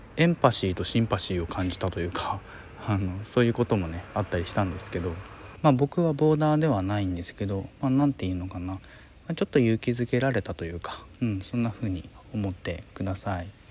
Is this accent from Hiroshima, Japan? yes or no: yes; Hiroshima, Japan; 僕の広島の、まあ、地元のですね